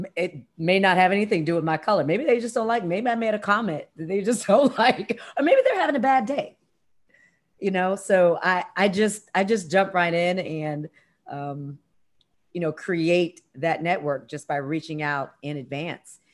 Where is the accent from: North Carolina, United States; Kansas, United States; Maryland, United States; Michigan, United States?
Maryland, United States; Columbia; moved away; that's my hometown. That's where I went to high school